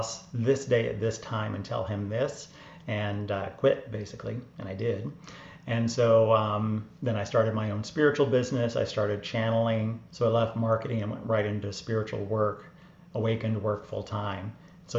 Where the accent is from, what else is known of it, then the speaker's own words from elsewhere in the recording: Atlanta, Georgia, United States; moved away as an adult; also born or lived in New York; I grew up in Atlanta, Georgia, Bible Belt.